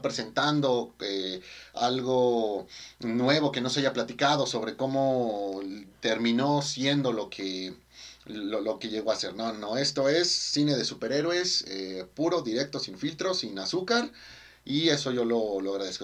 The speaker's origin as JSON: {"language": "Spanish", "country": "Mexico", "said": "como mexicano"}